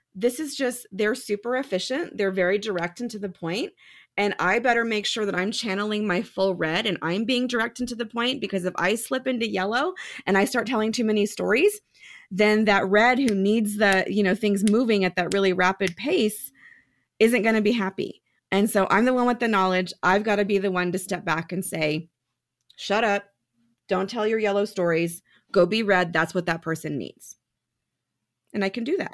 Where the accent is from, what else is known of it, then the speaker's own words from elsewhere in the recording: San Jose, California, United States; moved away as an adult; now in Reno, United States; I was born and raised in San Jose